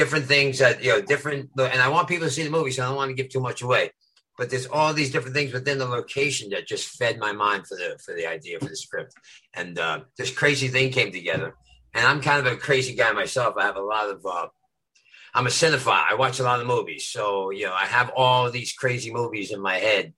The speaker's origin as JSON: {"language": "English", "town": "New York City", "region": "New York", "country": "United States", "also_born_or_lived": "Los Angeles, United States", "moved": "yes", "lives_now": "Joshua Tree, United States", "said": "I'm originally from East New York, Brooklyn, and now I live out in Joshua Tree"}